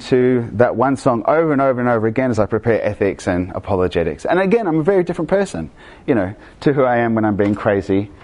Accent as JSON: {"language": "English", "country": "Argentina", "tie": "born or raised there", "moved": "yes", "said": "I grew up in Argentina"}